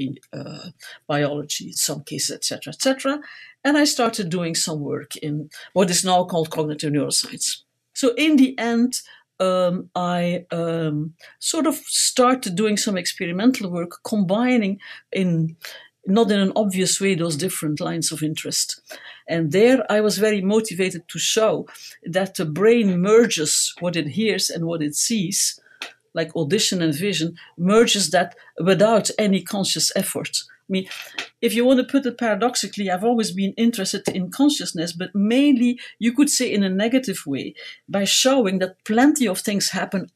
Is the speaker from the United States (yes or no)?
no; Ghent, Flanders, Belgium; I was born in Ghent, which is a city in Belgium